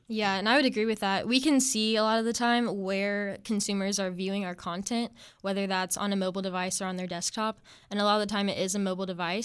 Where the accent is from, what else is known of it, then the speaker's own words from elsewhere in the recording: Topeka, Kansas, United States; moved away as an adult; I'm originally from Kansas, and I was born in Topeka, Kansas